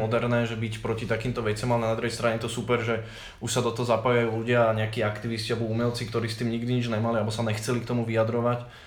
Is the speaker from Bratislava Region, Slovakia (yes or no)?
yes; Malacky, Bratislava Region, Slovakia; moved away as an adult; now in Bratislava, Slovakia; Ja som zo Zahoria, z Malacek